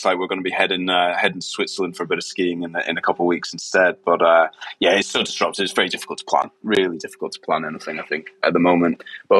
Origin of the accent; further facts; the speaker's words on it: Scotland, United Kingdom; I'm actually a Scot